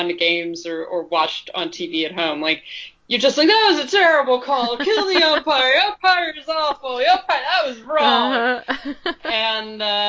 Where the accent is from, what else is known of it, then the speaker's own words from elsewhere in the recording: New York, United States; I grew up in New York, like my household, we were Yankees fans.